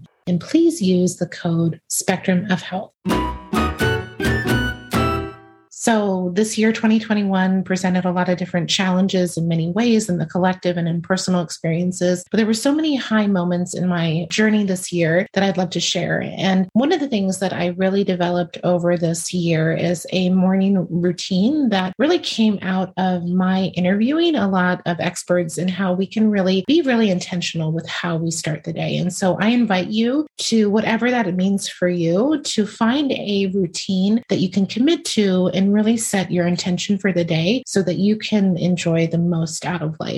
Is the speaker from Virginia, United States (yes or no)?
yes; Virginia, United States; moved away; in Virginia, my home state